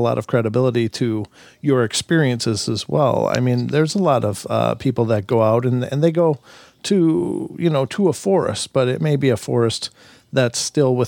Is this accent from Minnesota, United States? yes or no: yes; Minnesota, United States; moved away as an adult; I'm from Minnesota. I'm a Minnesota transplant and have been out here 7 years now